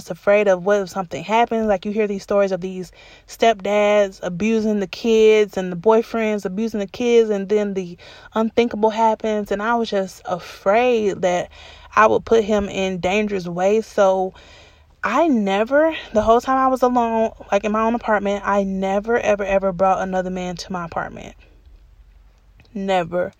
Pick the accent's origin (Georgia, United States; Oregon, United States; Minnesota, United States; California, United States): Georgia, United States; Atlanta; the house I grew up in Atlanta